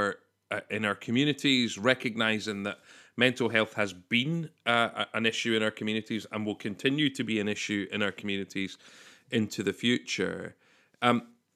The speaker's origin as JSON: {"language": "English", "region": "Scotland", "country": "United Kingdom", "said": "we're Scottish"}